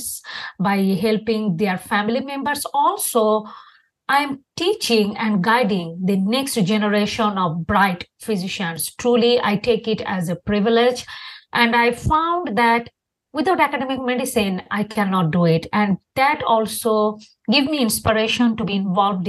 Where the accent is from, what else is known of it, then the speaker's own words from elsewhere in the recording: Bangladesh; English is a second language; moved away as an adult; now in United States; I'm originally from Bangladesh.